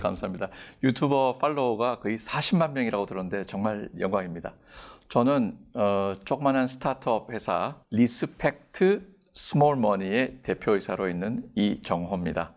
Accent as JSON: {"language": "Korean", "country": "South Korea", "said": "저는 한국인이고"}